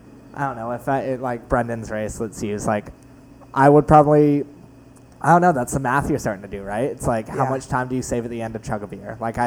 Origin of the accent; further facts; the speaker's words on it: New York City, New York, United States; I grew up in Battery Park